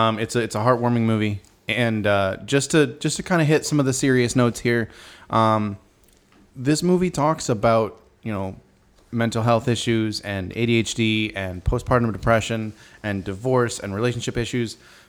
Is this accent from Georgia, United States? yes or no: no; Chicago, Illinois, United States; Can you tell I'm from Chicagoland?